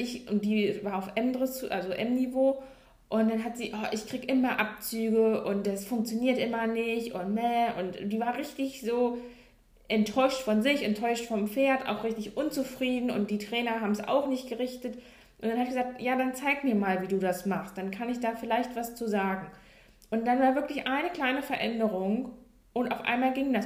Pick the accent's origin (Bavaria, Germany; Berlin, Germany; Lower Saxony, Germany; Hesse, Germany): Lower Saxony, Germany; Hanover; ich komme ja aus Norddeutschland, ganz, oder was heißt Norddeutschland, also Hannover, also eher oben im Norden